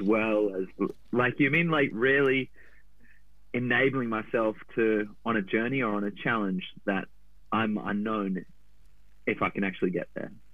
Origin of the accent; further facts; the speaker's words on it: Gold Coast, Queensland, Australia; moved away; I grew up on the Goldie